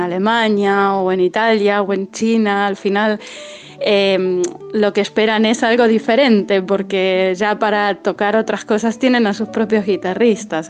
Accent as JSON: {"language": "Spanish", "country": "Argentina", "said": "yo soy argentina"}